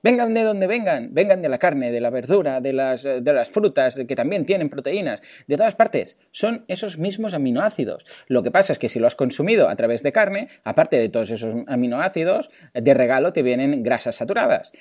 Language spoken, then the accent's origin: Spanish; Mataró, Catalonia, Spain; yo ya sabéis que soy de Mataró